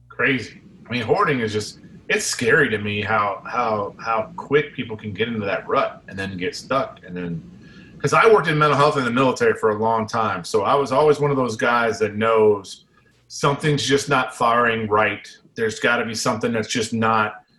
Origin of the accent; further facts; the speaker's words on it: United States; we're American